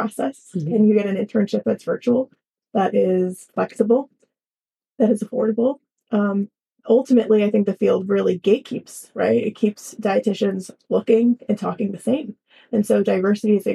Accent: Philadelphia, Pennsylvania, United States; I'm from Philadelphia originally

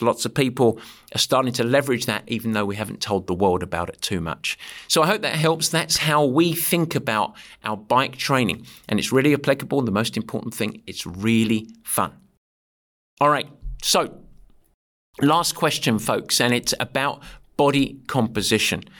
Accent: England, United Kingdom; When I swear as an Englishman, it sounds like poetry

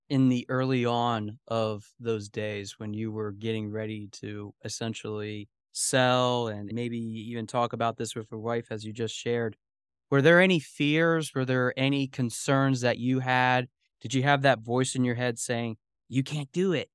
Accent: Lancaster, Pennsylvania, United States; Lancaster, Pennsylvania, which is my hometown

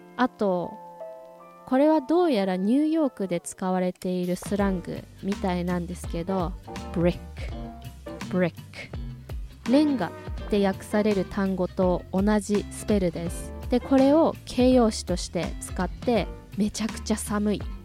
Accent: Hokkaido, Japan; 私は出身が北海道

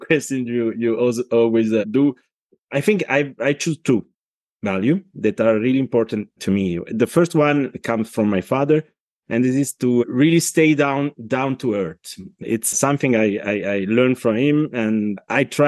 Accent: Italy; accent: Italian; English is a second language; now in Switzerland; my accent tell you that I'm not Swiss, not English, but I'm Italian. But I live in Switzerland since more than 70 years now, and I'm Italian and Swiss.

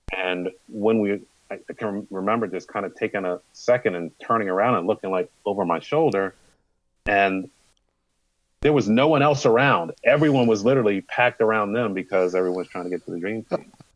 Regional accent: United States; growing up in the Maryland, Virginia, especially Northern Virginia area

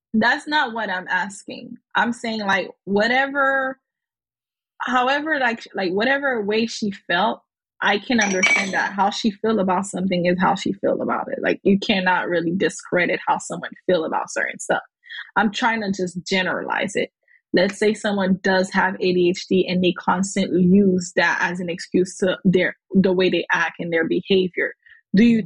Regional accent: Haiti; accent: Haitian; my Haitian accent

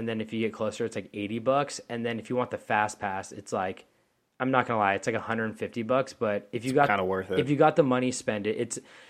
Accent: Louisiana, United States; Like, oh yeah, how y'all going? Hold on, I'm from Louisiana.

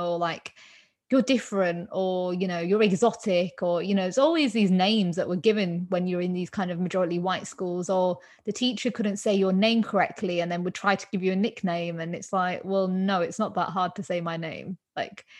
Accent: England, United Kingdom; I'm born in England. I'm Indian

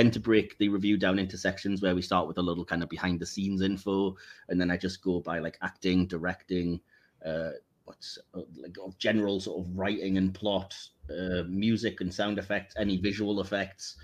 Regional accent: England, United Kingdom; as an English guy

